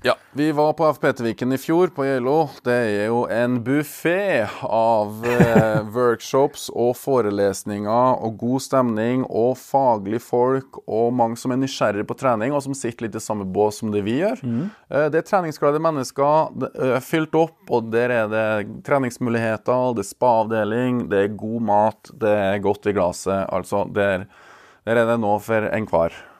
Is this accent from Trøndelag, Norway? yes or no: yes; Verdal, Trøndelag, Norway; Verdalen er da min hjemby, eller hjemplass